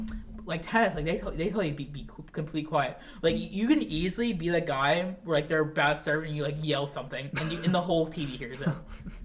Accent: Florida, United States; Maybe because I'm from Florida.

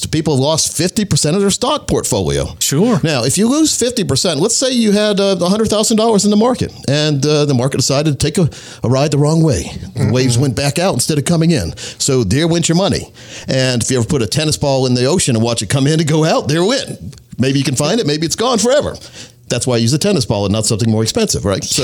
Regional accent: North Carolina, United States; I grew up in Scotland County, North Carolina, which is right on the border of North and South Carolina, and close to Sanford, North Carolina

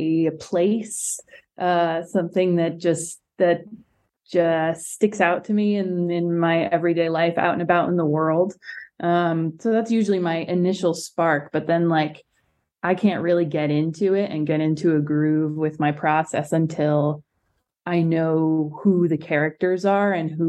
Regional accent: Melrose, Massachusetts, United States; I'm from Melrose, Massachusetts

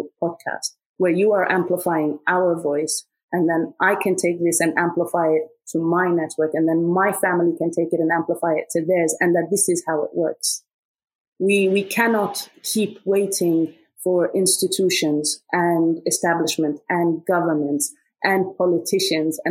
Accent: Egypt; moved away; also born or lived in Sudan; I'm originally from Sudan, but I grew up in Egypt.

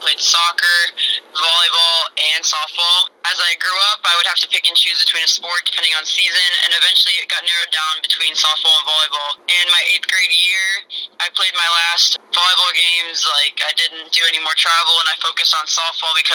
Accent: Normal, Illinois, United States; moved away as an adult; now in the South, United States; I was born and raised in Normal, Illinois.

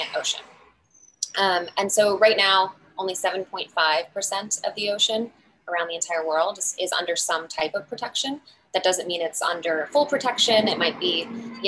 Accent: Midwest, United States; I'm from the Midwest

